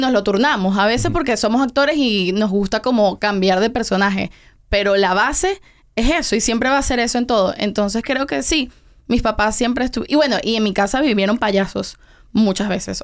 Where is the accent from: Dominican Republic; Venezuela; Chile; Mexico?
Venezuela; also born or lived in Tenerife, Spain; now in Miami, United States; nos fuimos a Venezuela cuando yo tenía como un año. Entonces realmente yo me crié completamente en Venezuela